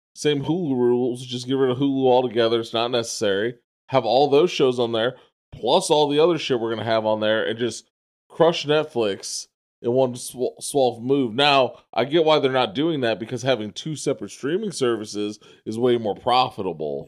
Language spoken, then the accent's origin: English; New York City, New York, United States; I grew up in the Bronx as, as, like a small child